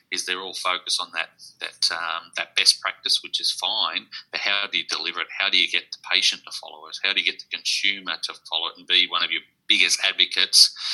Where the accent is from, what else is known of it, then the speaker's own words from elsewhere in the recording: Sydney, New South Wales, Australia; moved away as an adult; also born or lived in northwest coast of Tasmania, near Burnie; now in Tasmania, Australia; I come from Sydney. So, um, I've been down here for 25 years